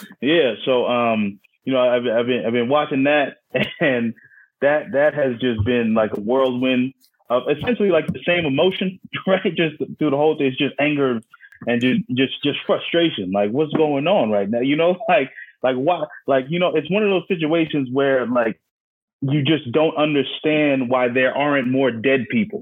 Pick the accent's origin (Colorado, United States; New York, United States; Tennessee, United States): New York, United States; New York City; moved away as an adult; also born or lived in Philadelphia; now in Houston, United States; I'm from Staten Island, New York.